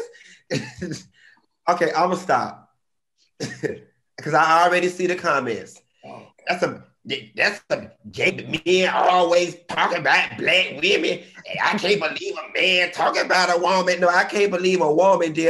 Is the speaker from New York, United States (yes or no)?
no; Miami, Florida, United States; I'm from Miami